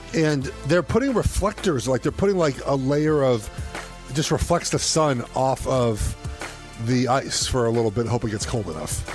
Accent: Los Angeles, California, United States; moved away; Paul Revere and I went to Pally

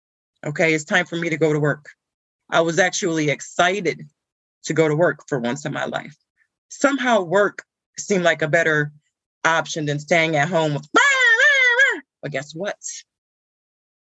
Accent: Ohio, United States; I'm from Ohio

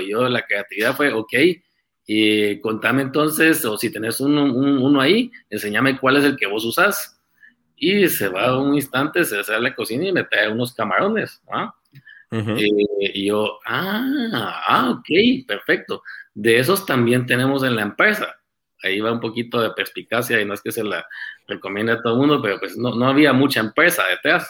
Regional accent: Guatemala City, Guatemala Department, Guatemala; nací en Guate, aquí en, la ciudad de Guate. Eh, pasé mi, toda mi juventud, mi niñez, Colegio Americano de Guatemala

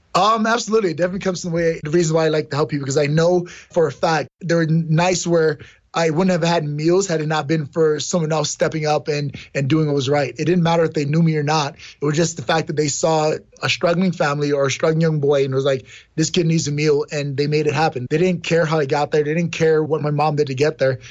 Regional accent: New York City, New York, United States; I grew up in New York City, in Brooklyn, New York

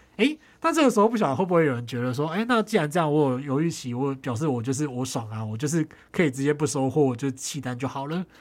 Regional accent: Tainan, Taiwan; moved away; 在我老家台南就是有一间私厨

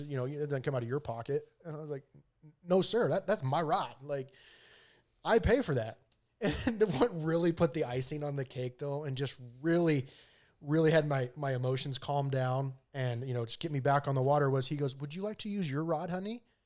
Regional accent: Pinedale, Wyoming, United States; I grew up in Pinedale

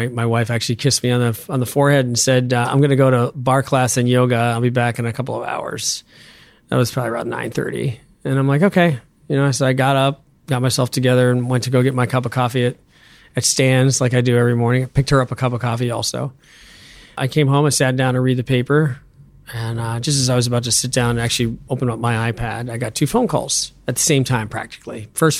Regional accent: Pittsburgh, Pennsylvania, United States; moved away; growing up in Squirrel Hill

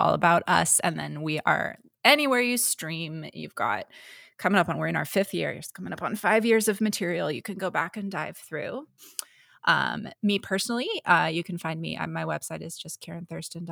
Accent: San Jose, California, United States; also born or lived in Portland; now in San Diego, United States; I've lived in San Jose, California is where I grew up, and then I moved up to Portland and now I'm in San Diego

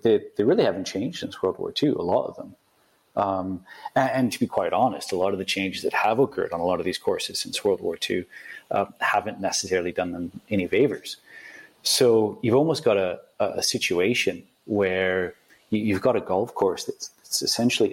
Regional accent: Canada; moved away as an adult; also born or lived in London, United Kingdom; now in United Kingdom; I'm coming from Canada. So, you know, I grew up, like, you know, buying Golf Digest magazine

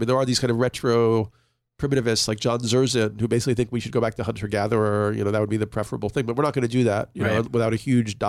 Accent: New York, United States; You know, and I'm an urban person. I was from New York.

